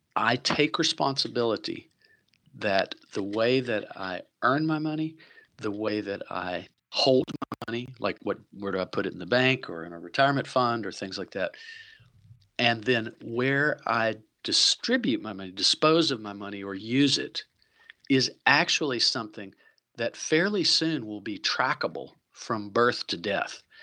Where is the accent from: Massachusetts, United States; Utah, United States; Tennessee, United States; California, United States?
Tennessee, United States; Chattanooga; now in Vancouver, Canada; I'm from Chattanooga, Tennessee originally